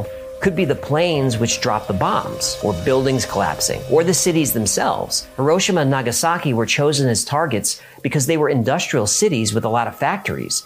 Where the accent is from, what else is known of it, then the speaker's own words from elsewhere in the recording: New York, United States; I'm from New York. Every day, as a New Yorker, we expected another attack.